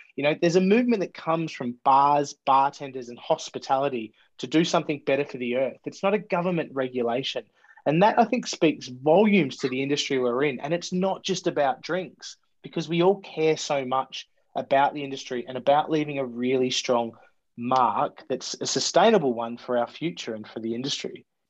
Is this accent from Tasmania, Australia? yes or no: no; Melbourne, Victoria, Australia; moved away as an adult; now in Sydney, Australia; I, was, born in Australia and born in um, the inner west of Melbourne, a place called Footscray